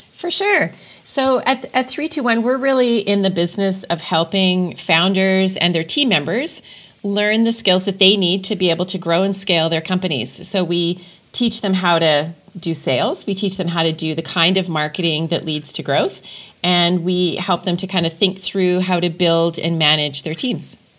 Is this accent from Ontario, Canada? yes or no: no; Edmonton, Alberta, Canada; now in Calgary, Canada; it's my my adopted hometown, uh, but I'm originally from Edmonton